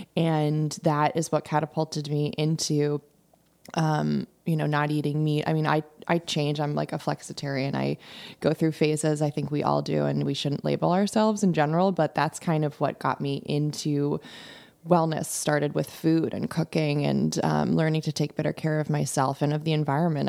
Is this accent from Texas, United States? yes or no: no; Darien, Connecticut, United States; also born or lived in London / Norwalk; I grew up in Darien, so I grew up in the area.